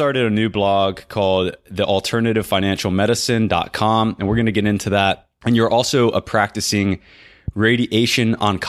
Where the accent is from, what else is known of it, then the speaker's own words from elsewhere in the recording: Florida, United States; although it still gets pretty cold in Georgia for a Florida boy, for me anyways.